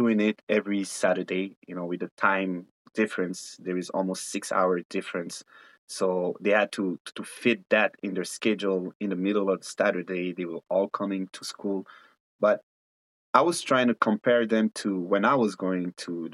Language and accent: English; Ethiopia; also born or lived in Ivory Coast / Mali; now in Canada; I'm a very proud African born and raised in Ethiopia, coming from Ivory Coast and Mali